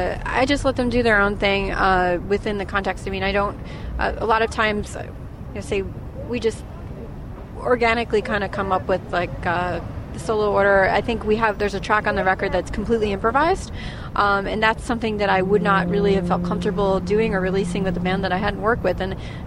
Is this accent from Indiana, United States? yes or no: no; Torrington, Connecticut, United States; I grew up in Torrington, Connecticut